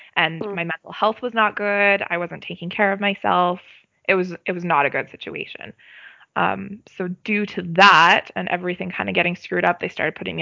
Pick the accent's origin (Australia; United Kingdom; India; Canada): Canada; I'm a Canadian citizen